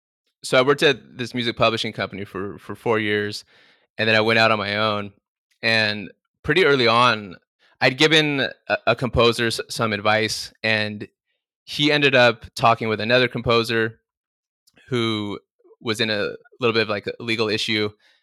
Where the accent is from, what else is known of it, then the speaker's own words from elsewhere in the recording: Palm Desert, California, United States; because I grew up out in Palm Desert by Palm Springs. And growing up, I didn't know anyone that worked in the music business.